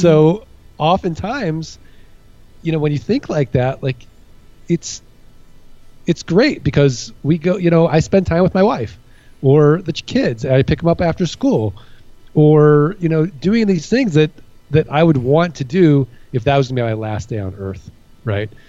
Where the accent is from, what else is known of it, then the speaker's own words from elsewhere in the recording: St. Louis, Missouri, United States; moved away as an adult; also born or lived in Kansas City / Midwest; now in Phoenix, United States; I'm from uh, St. Louis, Missouri